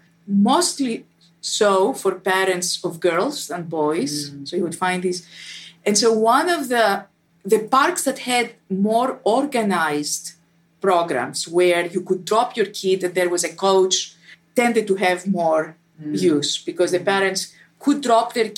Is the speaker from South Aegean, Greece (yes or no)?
no; Athens, Attica, Greece; moved away as an adult; I was born in Athens and spent my first 25 years of my life there